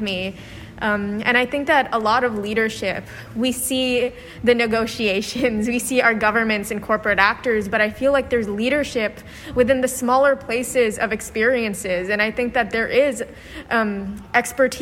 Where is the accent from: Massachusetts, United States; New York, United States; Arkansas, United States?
New York, United States; New York City; I'm from New York City